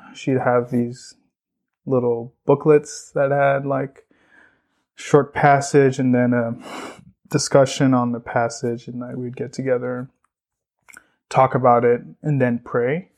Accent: Borno, Nigeria; now in United States; I actually grew up in north northeastern Nigeria, um, place called Borno

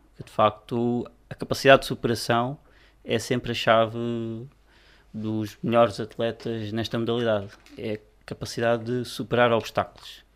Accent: Cardosas, Lisbon, Portugal; não fui forçado a sair da minha terra, portanto continuo a residir, nasci, e continuo a residir na freguesia

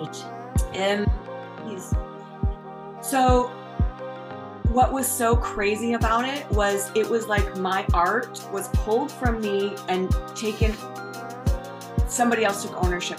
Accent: Canada; moved away as an adult; now in United States; I'm Canadian

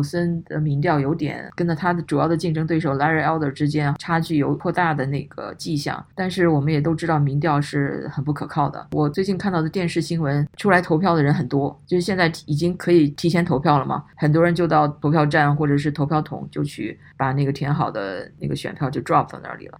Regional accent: China; now in United States; 我们在中国大陆长大的

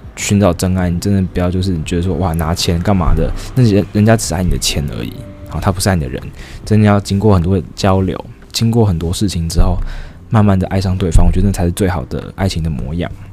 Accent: Taiwan; 我们台湾人

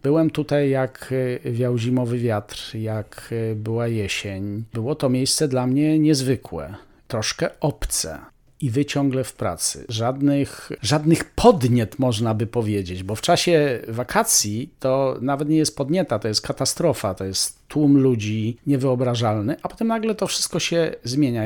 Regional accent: Polish highlands, Poland; ja jestem góralem z dziada, pradziada.

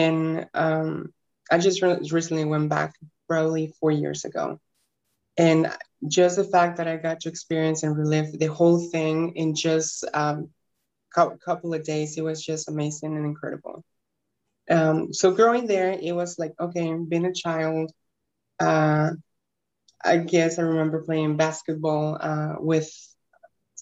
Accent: Guanajuato, Mexico; also born or lived in Detroit, Michigan; now in Houston, United States; I am actually from Mexico, state that is called Guanajuato, in a little bitty town that probably no one knows. I currently live in Houston. I moved from Guanajuato to Detroit, Michigan in 2007

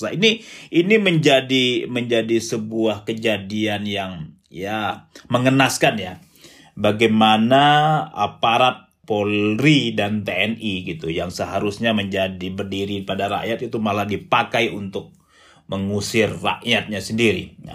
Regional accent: Riau, Indonesia; saya besar di Riau, hmm. kemudian dekat dengan Kepulauan Riau

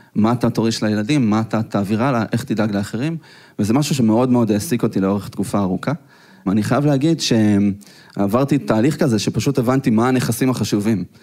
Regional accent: Petah Tikva, Central District, Israel; אנחנו גדלנו בשכונה לא כל כך טובה, פתח תקווה

